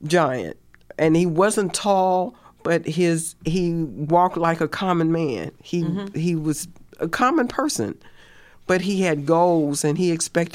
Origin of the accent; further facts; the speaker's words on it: United States; now in Indiana, United States; I grew up in Virginia, North Carolina